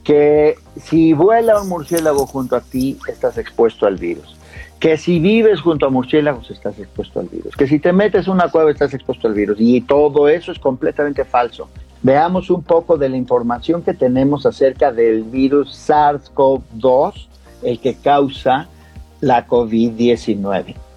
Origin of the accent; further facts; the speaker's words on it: Mexico; yo como mexicano